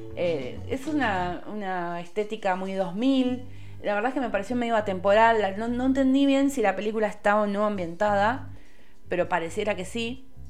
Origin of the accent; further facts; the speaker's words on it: Lomas de Zamora, Buenos Aires Province, Argentina; yo soy de Loma de Zamora